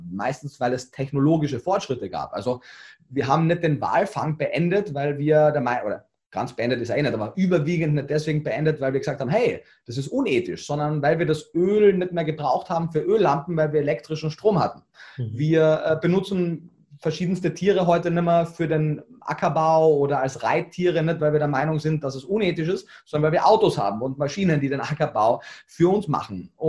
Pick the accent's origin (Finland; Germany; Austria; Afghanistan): Austria; Carinthia; ich bin so im Schnitt alle zwei Jahre in, in Kärnten